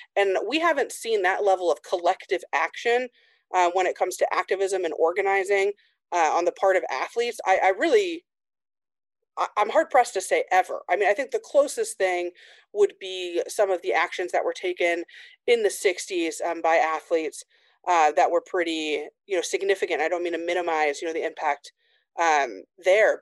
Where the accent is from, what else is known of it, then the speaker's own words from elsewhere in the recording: Indiana, United States; I grew up in Indiana in a really small town